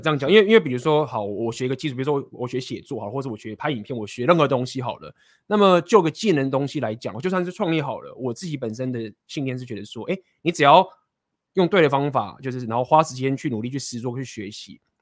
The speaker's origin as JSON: {"language": "Chinese", "country": "Taiwan", "tie": "born or raised there", "said": "我们都土生， 土生土长的这个台湾人"}